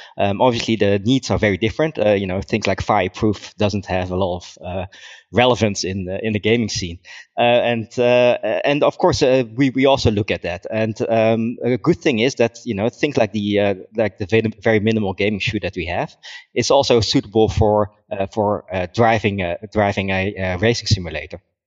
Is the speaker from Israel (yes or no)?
no; Netherlands; moved away as an adult; also born or lived in Germany; I'm from the Netherlands. Um, I, I grew up there. I was born there.